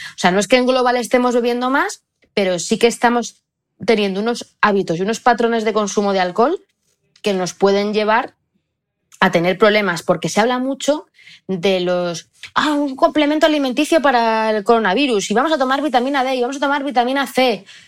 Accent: Belmonte, Spain; en mi pueblo de Belmonte hay 2.000 habitantes

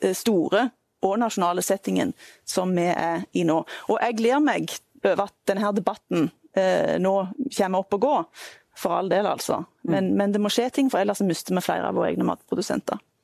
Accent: Jæren, Rogaland, Norway; Jeg kommer fra Jæren, et av Norges matfat.

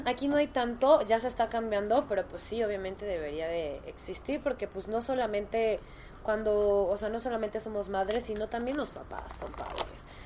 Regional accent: Mexico; como mujer en México

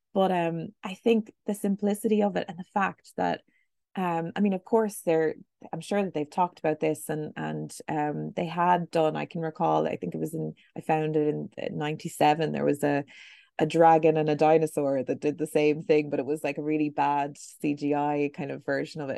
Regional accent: Buffalo, New York, United States; moved away; I grew up in Buffalo, New York

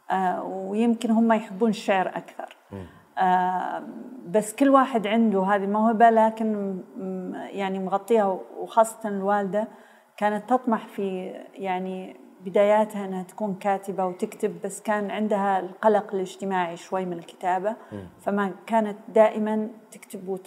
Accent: Saudi Arabia; also born or lived in Beirut, Lebanon; آه، في الجامعه الامريكيه في بيروت ف... فانولدت هناك وبعدين رجعنا و... ولم نعد مره اخرى

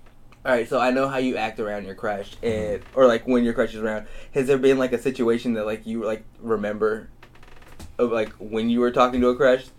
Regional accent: Idaho, United States; born there; Yeah, and I was born in Idaho.

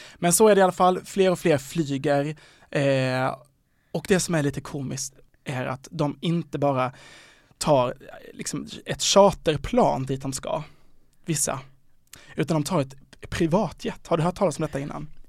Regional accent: Sweden; när jag då var hemma i Sverige igen

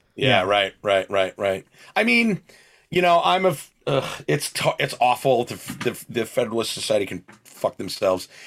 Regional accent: Spring Lake, New Jersey, United States; moved away; also born or lived in Red Bank, New Jersey; I was born in Red Bank and lived in Spring Lake.

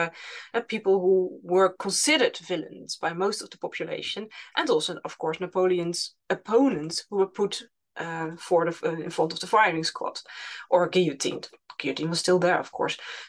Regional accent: Utrecht, Netherlands; in my hometown where I live, in Utrecht

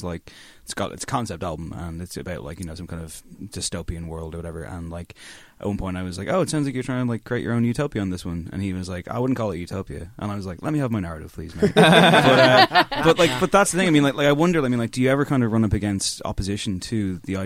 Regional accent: Drogheda, Leinster, Ireland; I'm from Drogheda.

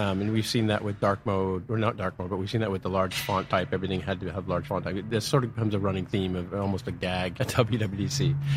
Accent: San Francisco, California, United States; San Francisco, born and raised

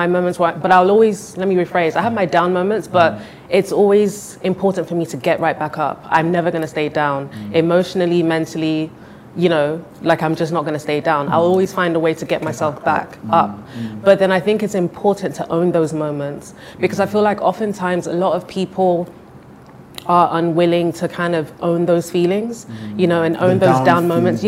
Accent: London, United Kingdom; moved away as an adult; now in Nigeria; I was born and raised in London.

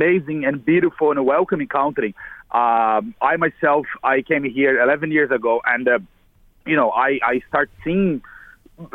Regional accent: Brazil; moved away as an adult; now in Ireland; I'm originally from Brazil. I came here about 11 years ago

